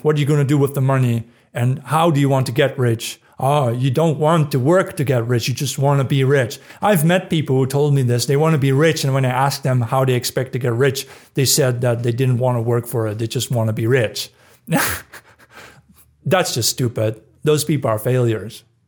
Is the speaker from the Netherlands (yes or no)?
yes; Netherlands; moved away; the town where I grew up in the Netherlands